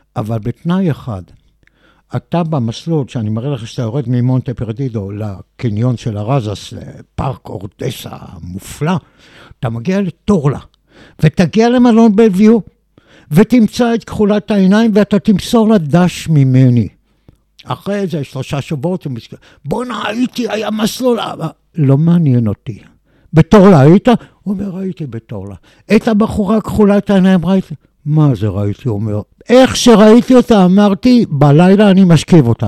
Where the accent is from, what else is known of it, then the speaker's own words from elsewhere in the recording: Israel; אני בא מישראל